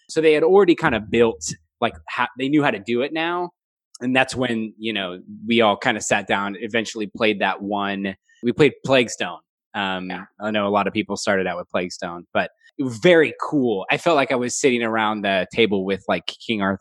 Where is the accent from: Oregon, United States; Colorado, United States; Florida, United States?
Oregon, United States; Portland; moved away; I'm from Portland, Oregon.